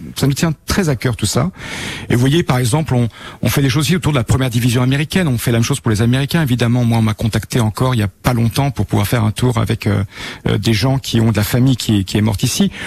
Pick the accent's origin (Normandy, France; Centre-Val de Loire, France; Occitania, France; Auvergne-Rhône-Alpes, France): Normandy, France; Bayeux; j'ai grandi à Bayeux